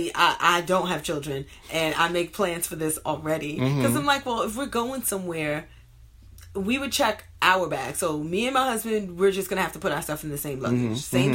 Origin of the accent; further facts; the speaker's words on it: New York City, New York, United States; we grew up in Brooklyn.